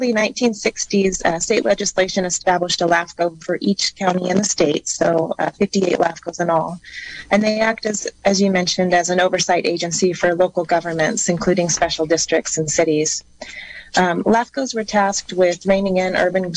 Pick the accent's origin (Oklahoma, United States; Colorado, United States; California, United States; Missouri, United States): California, United States; Covelo; moved away as an adult; also born or lived in Grass Valley; I grew up in Covelo and attended Humboldt State University